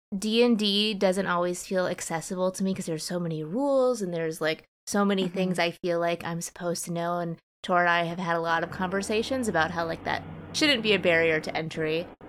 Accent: United States; I'm an Asian American woman.

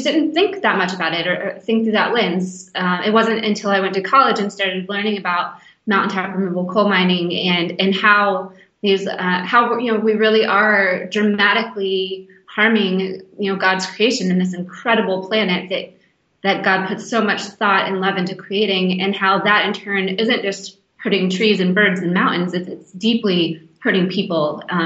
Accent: Western North Carolina, United States; also born or lived in Jackson, Mississippi; I was born in Jackson, Mississippi, but I was raised in Western North Carolina in the mountains

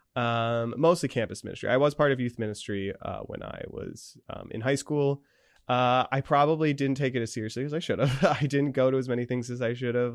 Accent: Danville, Pennsylvania, United States; moved away as an adult; also born or lived in Scranton, Pennsylvania; I grew up in Saint Joseph's in Danville

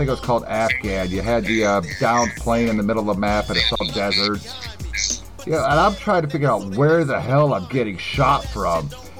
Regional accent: United States; I'm American.

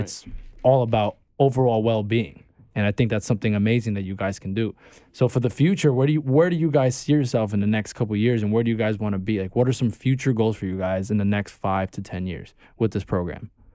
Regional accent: New York City, New York, United States; also born or lived in Bay Ridge, Brooklyn; I'm from Bay Ridge and, like, part of Sunset Park, I was raised in Sunset

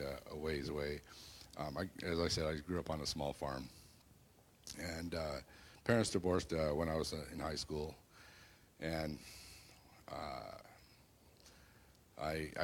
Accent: Bellingham, Washington, United States; also born or lived in Seattle; I grew up in the Bellingham area, Whatcom County

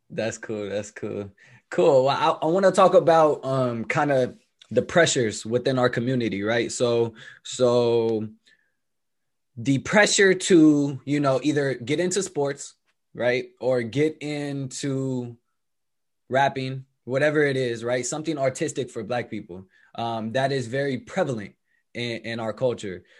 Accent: Bay Area, California, United States; growing up in the bay area it's not like you just grew up in oakland

